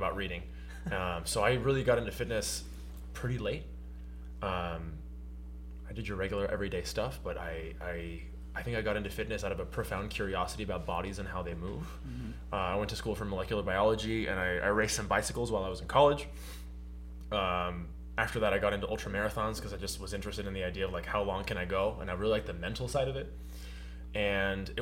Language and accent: English; Argentina; moved away as an adult; also born or lived in Pacific Northwest; back to Argentina, where I grew up